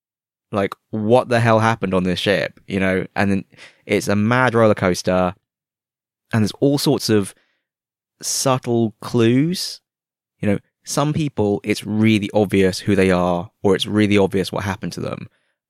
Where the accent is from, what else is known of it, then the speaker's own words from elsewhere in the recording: United Kingdom; now in Hong Kong; I've had several people ask me if I'm from Sydney. And I'm like, no, I'm from the UK. And they're like, oh, you don't really sound like you're from the UK.